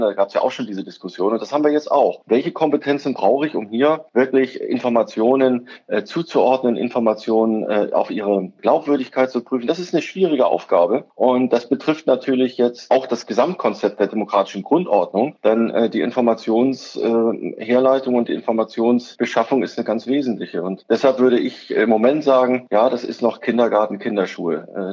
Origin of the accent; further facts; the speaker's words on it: Schleswig-Holstein, Germany; ich bin ja Schleswig-Holsteiner